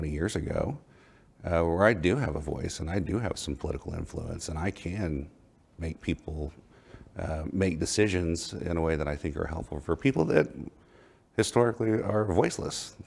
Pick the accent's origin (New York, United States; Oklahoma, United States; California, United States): Oklahoma, United States; now in Dallas, United States; I grew up in Oklahoma in a very conservative